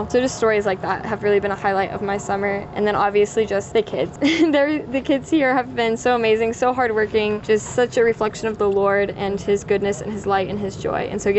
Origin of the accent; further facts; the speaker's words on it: Smith Center, Kansas, United States; I'm originally from Smith Center, Kansas